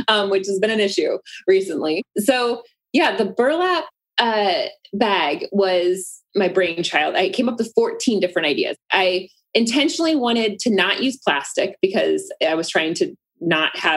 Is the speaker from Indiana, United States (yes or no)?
yes; Indiana, United States; moved away; I come from Indiana from a farm.